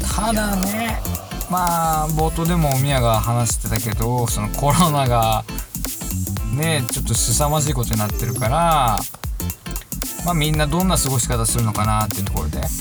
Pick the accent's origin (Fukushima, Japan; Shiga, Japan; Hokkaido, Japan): Hokkaido, Japan; moved away; 僕の実家とかは、まあ、そんなに JR の恩恵を感じれるポイントじゃなかった